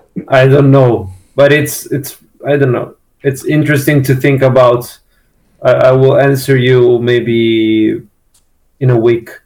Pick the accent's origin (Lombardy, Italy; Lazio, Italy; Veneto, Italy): Lombardy, Italy; Milan; we are from Milan